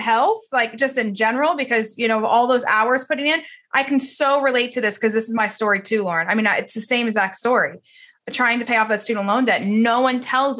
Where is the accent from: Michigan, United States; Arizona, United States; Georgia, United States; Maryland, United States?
Georgia, United States; Atlanta; I'm from Atlanta and I'm from that area.